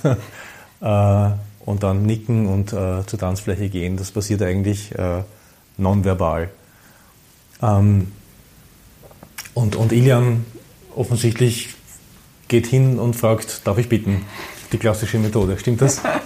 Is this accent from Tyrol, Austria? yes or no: no; Vienna, Austria; ich bin ein Wiener